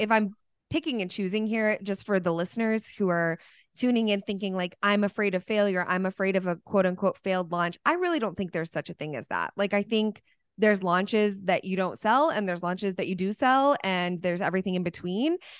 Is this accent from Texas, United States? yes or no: yes; Dallas, Texas, United States; here in Dallas, my hometown